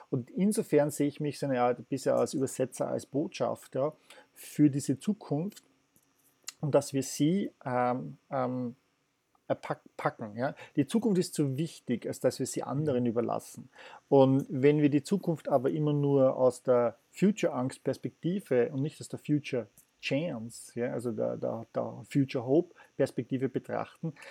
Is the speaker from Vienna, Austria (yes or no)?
yes; Vienna, Austria; Ich bin Wiener, ich lerne halt das.